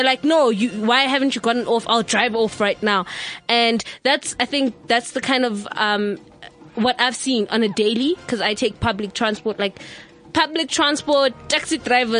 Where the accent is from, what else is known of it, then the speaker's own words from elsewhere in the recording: South Africa; because I'm South African, I can hear what's going on.